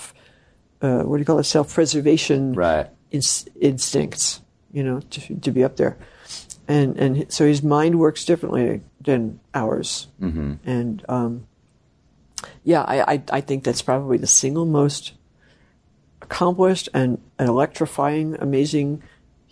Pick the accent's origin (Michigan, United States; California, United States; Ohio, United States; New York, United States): New York, United States; New York City; moved away; my hometown